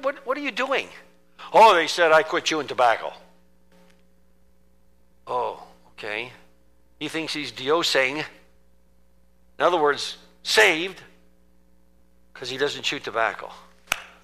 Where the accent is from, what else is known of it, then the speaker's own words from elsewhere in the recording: United States; moved away; being an American and from American Christendom